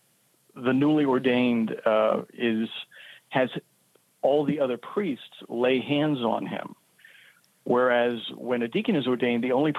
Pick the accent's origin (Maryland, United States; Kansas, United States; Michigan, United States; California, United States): Maryland, United States; D.C., Maryland outside of Washington, United States; now in Brooklyn, United States; I grew up in Maryland outside of Washington, D.C.